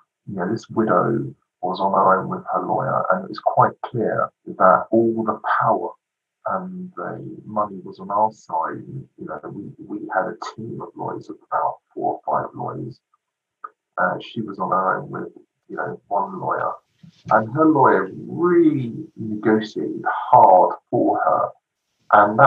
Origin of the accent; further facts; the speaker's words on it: London, United Kingdom; I grew up in London on a very much a working class area